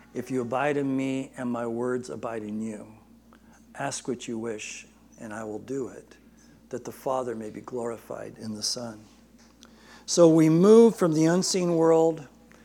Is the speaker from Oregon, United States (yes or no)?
no; Barstow, California, United States; my pastor growing up in Barstow